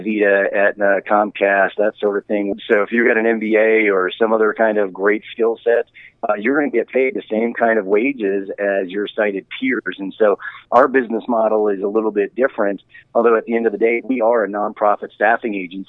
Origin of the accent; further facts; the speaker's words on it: Geneva, Ohio, United States; I grew up in Geneva, Ohio